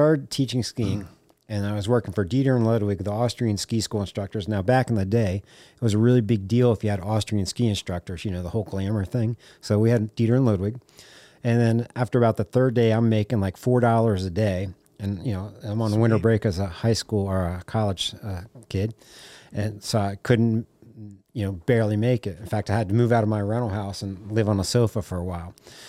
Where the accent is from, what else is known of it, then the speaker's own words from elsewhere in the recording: Rockville, Maryland, United States; So I grew up in Rockville, Montgomery County, side of DC.